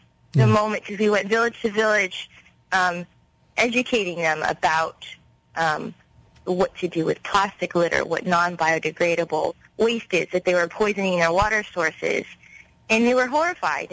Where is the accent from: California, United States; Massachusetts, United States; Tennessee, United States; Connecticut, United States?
California, United States; Los Angeles; I was born and raised in Los Angeles